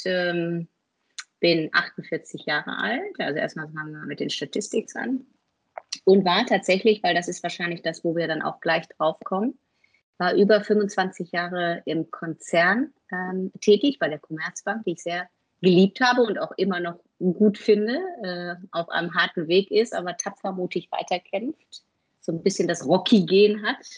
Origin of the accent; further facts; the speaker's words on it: North Rhine-Westphalia, Germany; bin ich Westfale, also relativ bodenständig